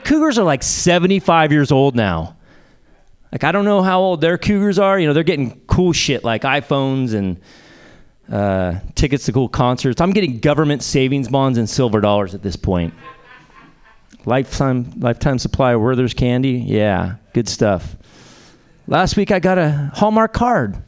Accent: Bay Area, California, United States; also born or lived in Spain; I grew up here in the Bay Area and, you know, spent a lot of time in San Francisco as a kid.

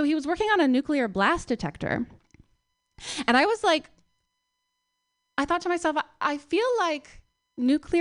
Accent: Palo Alto, California, United States; moved away; also born or lived in New York; I moved here about 2 years ago from New York, but I'm from Palo Alto originally.

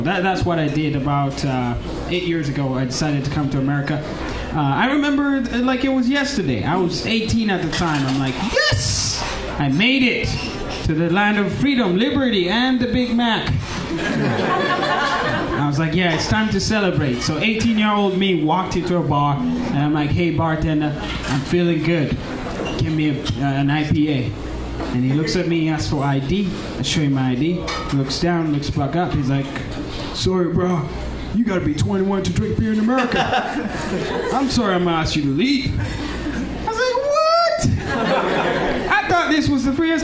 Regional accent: Uganda; now in United States; I'm from Uganda

